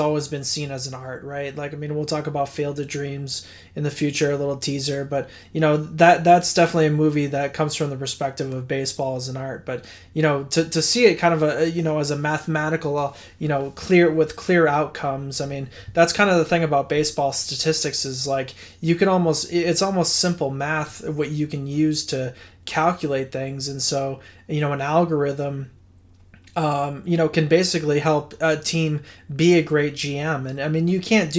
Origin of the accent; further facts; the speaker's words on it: Boston, Massachusetts, United States; I grew up in Boston